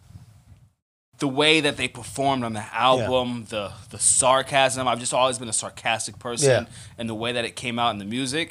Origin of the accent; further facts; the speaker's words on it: Las Vegas, Nevada, United States; also born or lived in Sacramento, California; I moved here when I was 2 or 3 years old.